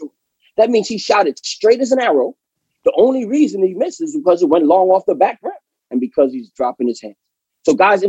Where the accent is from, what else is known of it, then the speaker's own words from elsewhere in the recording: New York City, New York, United States; I'm from New York